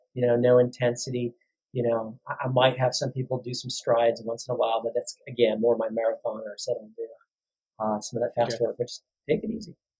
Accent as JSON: {"language": "English", "town": "Chicago", "region": "Illinois", "country": "United States", "moved": "yes", "said": "I'm from the Chicago area"}